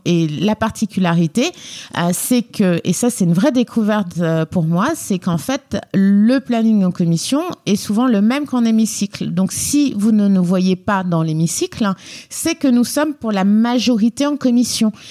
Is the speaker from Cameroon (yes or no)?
no; Guinea; also born or lived in Lyon, France; now in Paris, France; je viens de Lyon et plus exactement de la République de Guinée